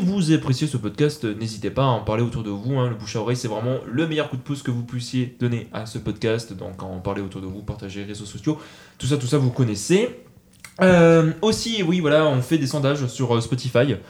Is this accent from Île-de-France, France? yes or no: no; Montauban, Occitania, France; now in Toulouse, France; Je suis Montalbanais mais je suis né à Montauban mais c'est bon maintenant je suis toulousain